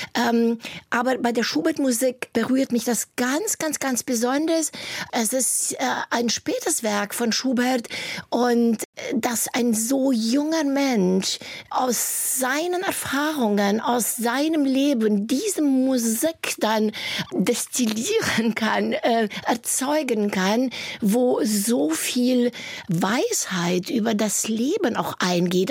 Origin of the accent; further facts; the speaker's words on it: Hunedoara, Hunedoara County, Romania; moved away as an adult; also born or lived in near Sighișoara (Schäßburg), Romania; now in Germany; da waren wir schon im Alter von vier Jahren, sind wir in, einen, in eine Stadt gezogen, wo sehr viel Industrie war, nach Hunedora